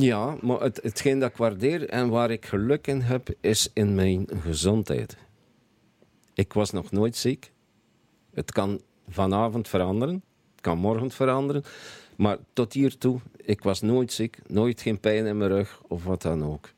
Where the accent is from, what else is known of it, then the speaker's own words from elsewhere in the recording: Bruges, Flanders, Belgium; moved away as an adult; now in Belgian coast, Belgium; geboren en getogen in Brugge.